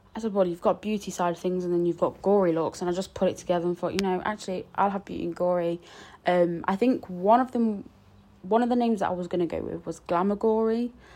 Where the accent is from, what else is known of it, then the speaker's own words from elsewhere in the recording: Nottingham, East Midlands, United Kingdom; I'm from Nottingham